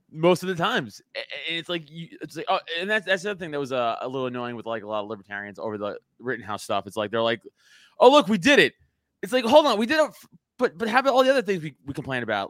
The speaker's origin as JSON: {"language": "English", "town": "New York City", "region": "New York", "country": "United States", "tie": "born or raised there", "said": "I growing up in Staten Island, it's, it's a conservative borough"}